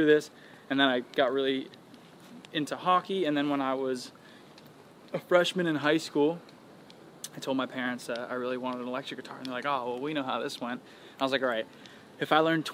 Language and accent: English; New York City, New York, United States; now in Los Angeles, United States; I was born and raised in New York